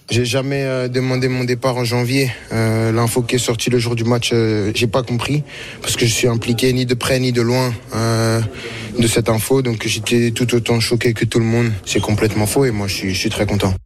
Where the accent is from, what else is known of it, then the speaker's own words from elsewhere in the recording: France; En tant que Français